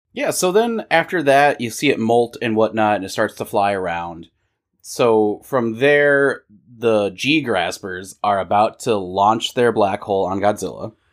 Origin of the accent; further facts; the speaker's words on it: United States; we're American